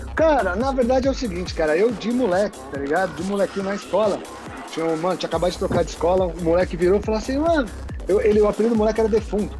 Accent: São Paulo, Brazil; eu sou de São Paulo, moro em São Paulo, capital.

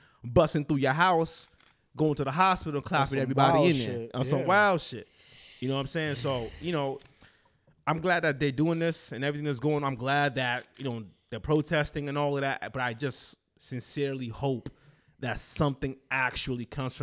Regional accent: Nigeria; moved away; I'm Nigerian and born and raised back then and up here also

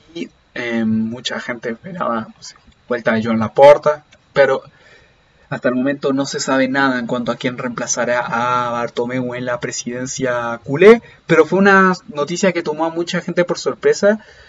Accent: Chile; yo soy chileno

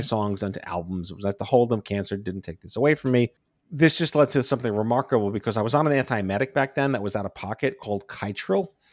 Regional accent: New York City, New York, United States; I grew up on Staten Island

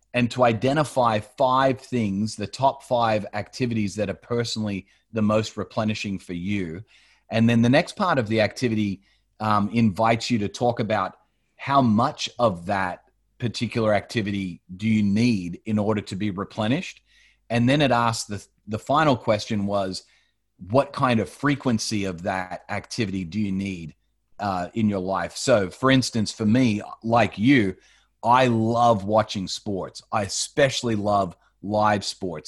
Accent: Australia; moved away as an adult; also born or lived in United States / Colorado, United States; I grew up in Australia, um, but my parents are from the States.

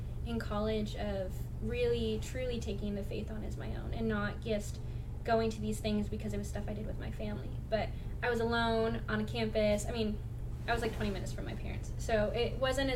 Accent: Milwaukee, Wisconsin, United States; moved away as an adult; now in Texas, United States; the city that I grew up

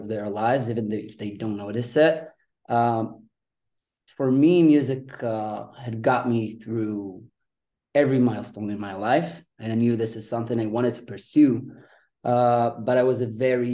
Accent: Israel; Right now I'm in Israel. Uh-huh. I'm from Israel

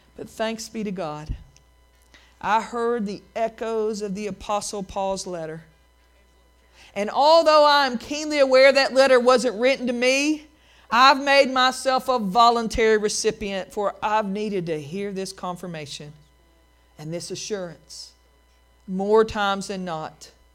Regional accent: Appalachian Mountains, United States; the swinging bridges I grew up in in the Appalachian Mountains

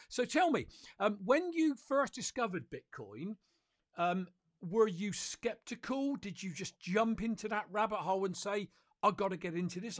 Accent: United Kingdom; I'm a Brit

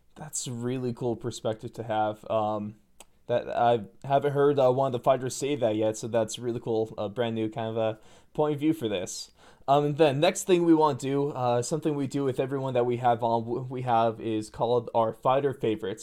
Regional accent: Sacramento, California, United States; I'm still from Sacramento

